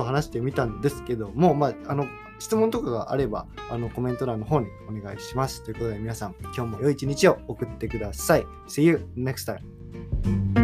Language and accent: Japanese; Japan; now in United States; 僕まあ田舎育ち